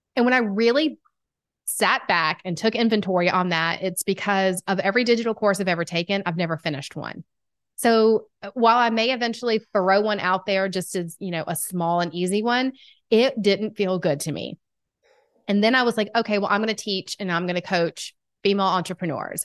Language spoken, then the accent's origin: English; Atlanta, Georgia, United States; accent: Southern; I am from Atlanta, Georgia. If you can't tell by the Southern accent, I've been told it's quite strong